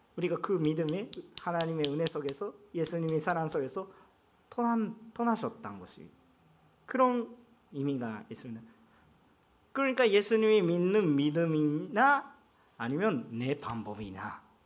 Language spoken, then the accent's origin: Korean; Japan; Korean is a second language; 나도 일본 사람인데